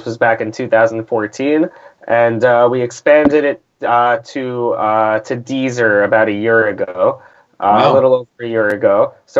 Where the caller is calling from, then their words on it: New York, United States; I am here from New York, New York.